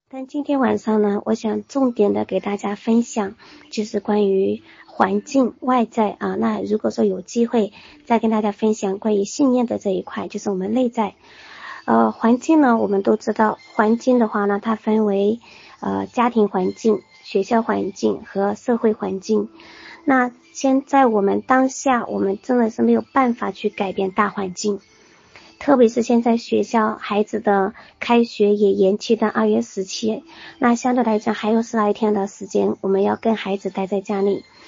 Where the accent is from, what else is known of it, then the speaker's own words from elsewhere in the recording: Hunan, China; moved away as an adult; now in Wuhan, China; 我就是来自， 啊， 湖南的武汉人， 我就是湖北的一份子。 那此刻呢， 呃， 我虽然在湖南的老家